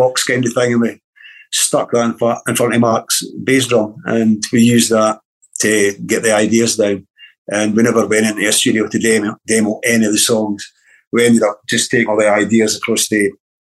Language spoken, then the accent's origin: English; Dunfermline, Scotland, United Kingdom; born or raised there; also born or lived in Timmins, Ontario, Canada